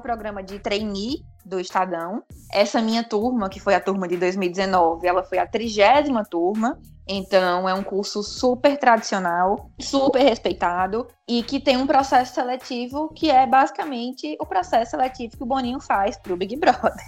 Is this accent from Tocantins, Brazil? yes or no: no; Brejo Santo, Ceará, Brazil; also born or lived in Fortaleza / Natal / São Paulo; Eu estou em Brejo Santo, é, que é a cidade para onde eu me mudei quando eu tinha seis anos de idade. Eu nasci em Fortaleza, me mudei para cá